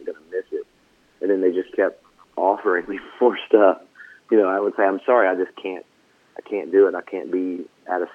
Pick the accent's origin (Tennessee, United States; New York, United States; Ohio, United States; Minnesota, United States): Tennessee, United States; Franklin; also born or lived in Nashville, Tennessee; growing up in Franklin... and moving out there, you know, when I was a kid